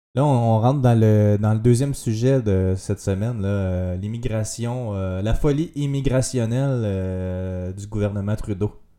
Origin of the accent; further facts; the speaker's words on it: Quebec, Canada